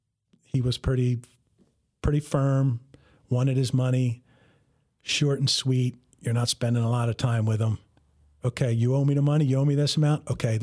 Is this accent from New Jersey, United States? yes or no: yes; New Jersey, United States; I told him, you know, I told him I'm from North Jersey